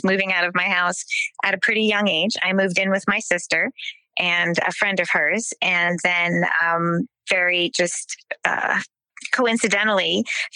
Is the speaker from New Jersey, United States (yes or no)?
yes; New Jersey, United States; So I grew up in South Jersey. I grew up in farmland, kind of the Millstone, Cream Ridge, Allentown area.